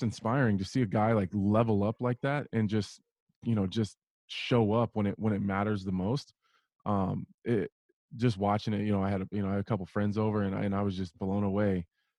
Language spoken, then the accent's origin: English; Nebraska, United States; I love it here. I love it here. People, I get the question all the time. Why do I still live here and then travel for my training camps?